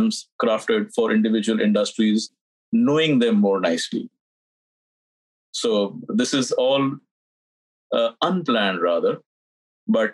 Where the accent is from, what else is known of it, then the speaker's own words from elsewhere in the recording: India; moved away as an adult; also born or lived in Dubai; now in United States; I'm not born in the United States. I'm from India. I'm born there